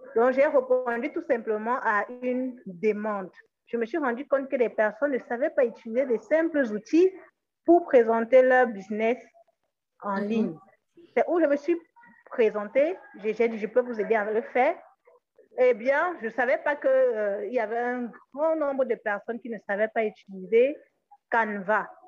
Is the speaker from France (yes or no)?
no; Cameroon; je viens d'une région de, du Cameroun où il y a quand même du respect